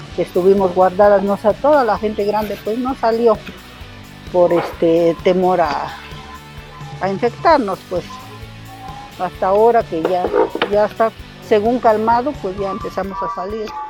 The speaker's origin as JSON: {"language": "Spanish", "town": "Santo Tomás Jalieza", "region": "Oaxaca", "country": "Mexico", "tie": "born or raised there", "said": "de Santo Tomás Caliesa. Soy nativa de acá"}